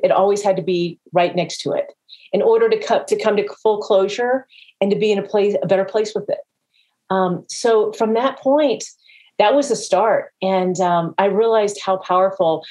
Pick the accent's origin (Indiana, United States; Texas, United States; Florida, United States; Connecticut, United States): Florida, United States; Jacksonville; my hometown of Jacksonville